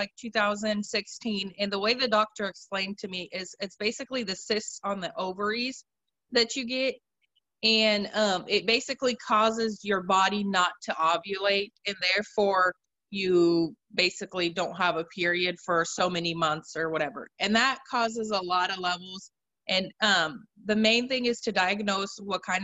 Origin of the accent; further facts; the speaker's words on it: Oregon, United States; moved away as an adult; also born or lived in Russia; now in Missouri, United States; I'm originally from Oregon. I was actually born in Russia, but I'm originally from Oregon.